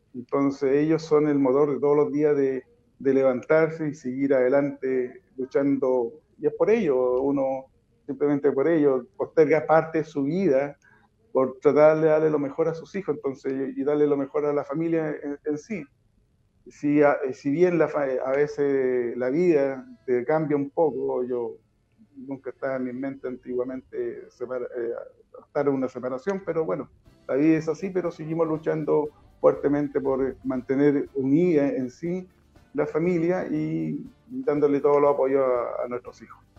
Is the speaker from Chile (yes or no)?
yes; Putú, Maule, Chile; siempre soy dirigente eh, en Putú y siempre luché por mi pueblo